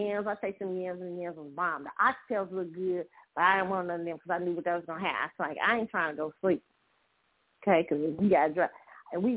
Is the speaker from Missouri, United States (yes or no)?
yes; Missouri, United States; I'm from Missouri. I'm from the Show Me State